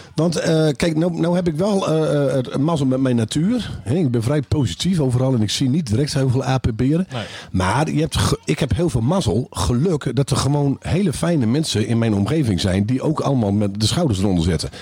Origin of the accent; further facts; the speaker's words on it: Groningen, Netherlands; wij als Groningers